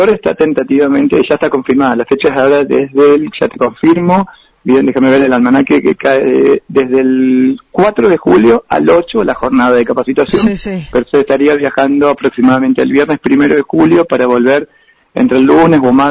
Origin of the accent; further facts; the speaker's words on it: Argentina; Ah, como argentinos no estábamos chochos porque queríamos entrar a la habitación